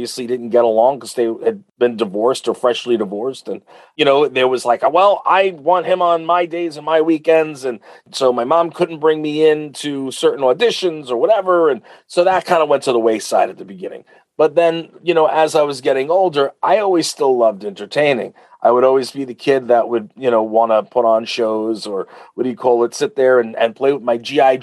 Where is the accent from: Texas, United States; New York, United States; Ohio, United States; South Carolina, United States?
New York, United States; Uniondale; I grew up in Uniondale.